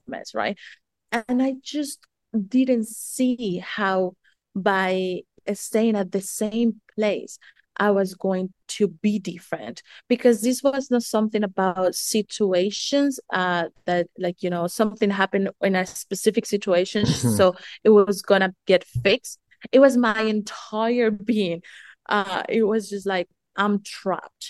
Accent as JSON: {"language": "English", "country": "Colombia", "also_born_or_lived": "United States / New Zealand", "moved": "yes", "said": "I'm originally from Colombia"}